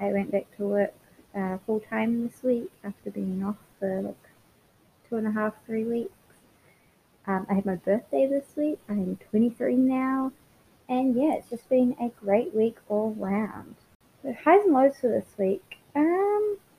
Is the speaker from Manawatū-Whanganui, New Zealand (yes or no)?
yes; Palmerston North, Manawatū-Whanganui, New Zealand; also born or lived in Redlands, Queensland, Australia; now in Brisbane, Australia; I was born in Palmerston North, New Zealand, but I currently live in Brisbane, Queensland, Australia